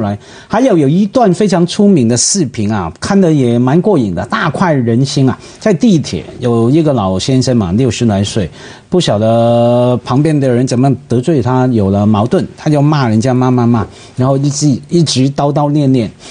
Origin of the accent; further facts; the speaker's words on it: Hong Kong; Chinese is a second language; 我们香港人